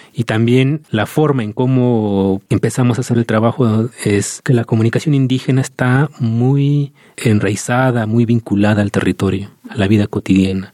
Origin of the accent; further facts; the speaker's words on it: Santa María Tlahuitoltepec, Oaxaca, Mexico; Y mi pueblo, Tlahuitoltepec